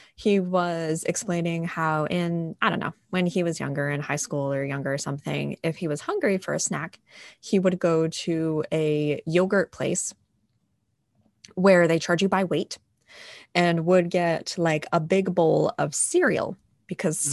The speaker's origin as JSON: {"language": "English", "region": "New England", "country": "United States", "tie": "born or raised there", "said": "i'm a born and raised new englander"}